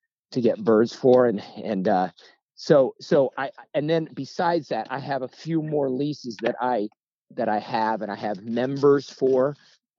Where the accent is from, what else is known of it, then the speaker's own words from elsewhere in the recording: Springfield, Illinois, United States; moved away as an adult; also born or lived in Colorado; now in Florida, United States; Born and raised in Springfield, Illinois